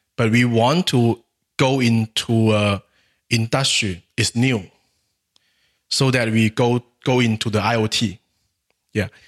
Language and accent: English; Guangxi, China; English is a second language; My hometown is in Guangxi Province